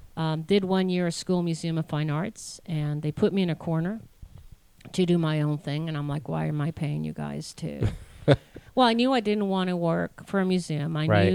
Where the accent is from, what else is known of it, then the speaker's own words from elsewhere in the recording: Connecticut, United States; also born or lived in Washington, D.C. / Virginia / Costa Rica; I was raised in mainly, Connecticut area, Virginia, and then also lived in Costa Rica 13 years and on.